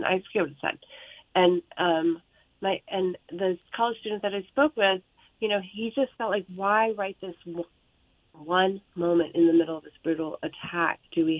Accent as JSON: {"language": "English", "country": "United States", "said": "I'm American."}